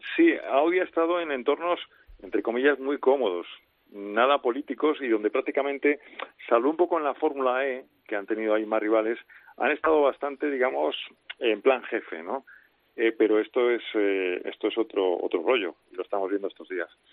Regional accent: Spain; los españoles somos eh, fanboys de Fernando Alonso

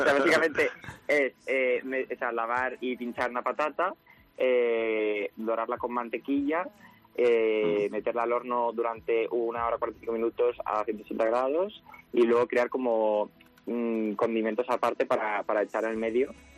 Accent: Extremadura, Spain; yo además soy de Extremadura

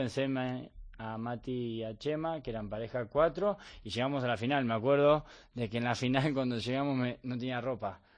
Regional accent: Bahía Blanca, Buenos Aires Province, Argentina; moved away as an adult; now in Spain; yo soy de Bahía Blanca, que a 700 kilómetros de Buenos Aires.

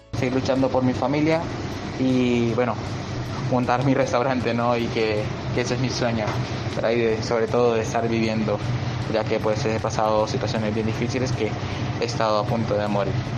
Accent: Honduras; moved away as an adult; now in Spain; vengo de Honduras, eh, estoy aquí en España

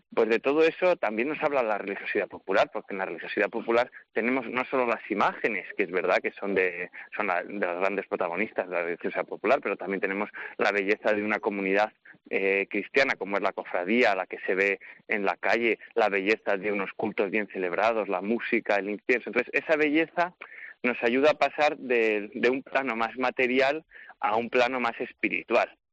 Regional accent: Segovia, Castile and León, Spain; moved away as an adult; now in Rome, Italy; desde niño que la he vivido en mi ciudad natal, en Segovia

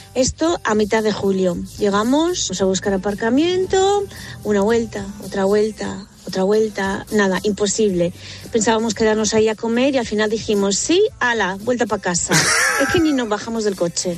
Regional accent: Alicante, Valencian Community, Spain; somos de Alicante

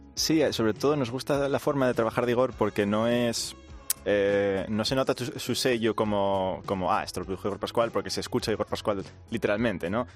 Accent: Asturias, Spain; somos cinco chavales de Asturias

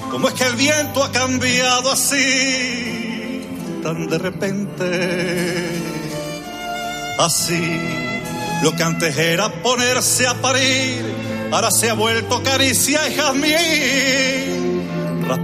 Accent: Spain; Soy español.

